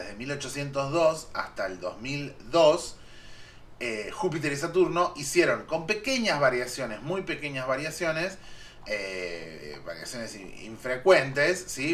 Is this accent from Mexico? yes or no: no; Argentina